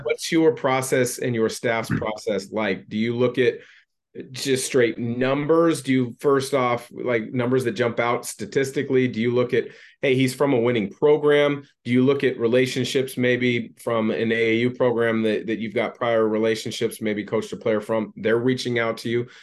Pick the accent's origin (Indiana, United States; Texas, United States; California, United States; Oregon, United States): Oregon, United States; Portland; I grew up in the Portland area.